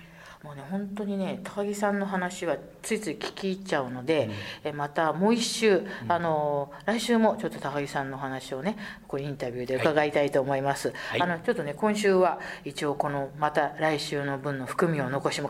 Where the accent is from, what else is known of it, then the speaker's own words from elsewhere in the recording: Tokyo, Japan; 私なんかね、東京の下町で育ったもんですから、非常に人のつながりが強いところで生まれ育ったんですね。